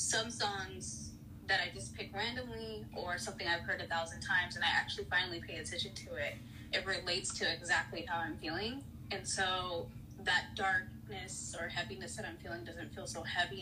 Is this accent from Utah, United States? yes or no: no; California, United States; I'm from California, so I love my Cali rappers